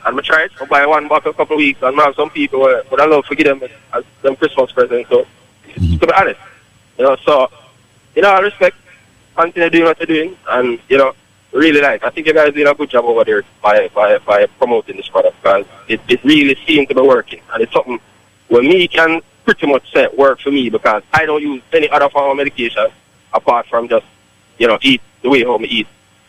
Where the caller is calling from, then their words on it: Poughkeepsie, New York, United States; Yeah, Poughkeepsie.